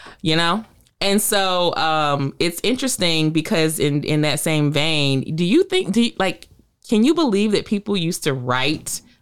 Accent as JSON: {"language": "English", "region": "Virginia", "country": "United States", "tie": "born or raised there", "moved": "yes", "lives_now": "Tampa, United States", "said": "I believe that when I was growing up in the Virginia Pilot, we may have had Ann Landers"}